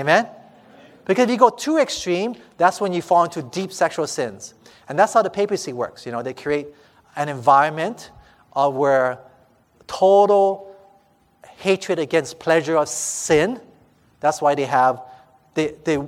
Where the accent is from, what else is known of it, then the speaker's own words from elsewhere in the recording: Hawaii, United States; I'm from Hawaii.